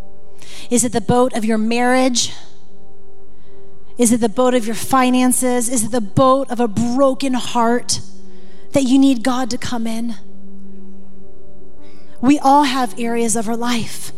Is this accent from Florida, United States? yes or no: yes; Florida, United States; moved away as an adult; now in Montana, United States; I'm from Florida, and being in Montana in the first years, it was hard